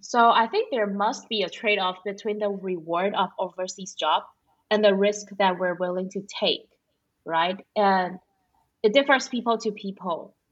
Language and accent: English; Taiwan; moved away as an adult; now in Singapore; No place is as good as Taiwan